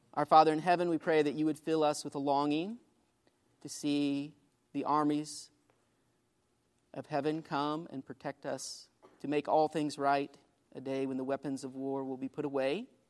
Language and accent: English; Greenfield, Illinois, United States; Greenfield, Illinois, my hometown